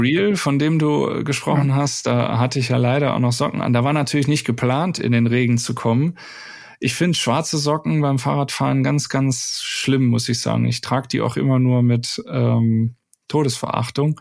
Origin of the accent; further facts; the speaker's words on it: Wuppertal, North Rhine-Westphalia, Germany; ich bin gebürtig aus Wuppertal